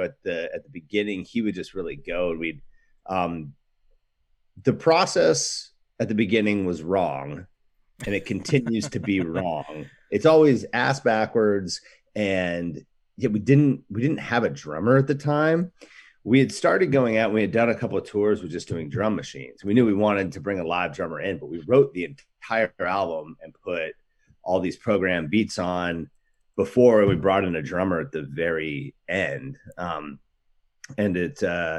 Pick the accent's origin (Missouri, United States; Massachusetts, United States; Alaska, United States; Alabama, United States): Alaska, United States; now in Portland, United States; We grew up in Alaska